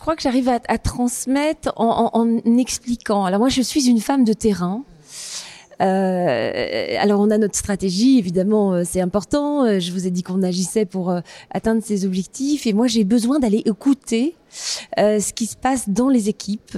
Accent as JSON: {"language": "French", "region": "eastern France", "country": "France", "tie": "born or raised there", "said": "j'ai grandi dans une petite ville euh, de province, hein, euh, dans l'est de la France"}